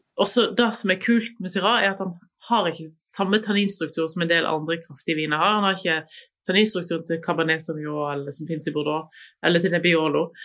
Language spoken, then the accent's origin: Norwegian; Voss, Vestland, Norway; der jeg vokste opp, på Voss.